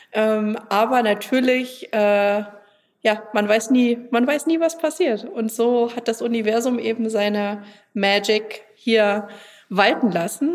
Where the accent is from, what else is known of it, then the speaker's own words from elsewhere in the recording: Germany; ich komme aus Deutschland